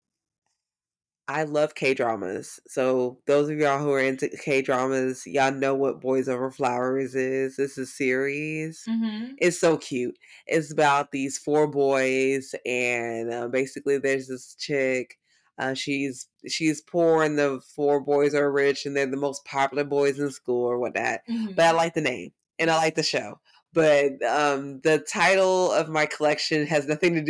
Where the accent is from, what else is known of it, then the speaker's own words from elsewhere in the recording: the South, United States; I'm from the South